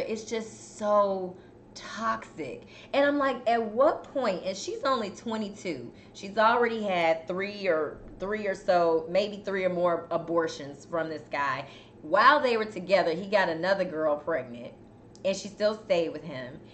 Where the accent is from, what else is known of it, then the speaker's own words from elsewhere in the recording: Chicago, Illinois, United States; now in Houston, United States; I'm from Chicago, but I just cannot handle the cold like I used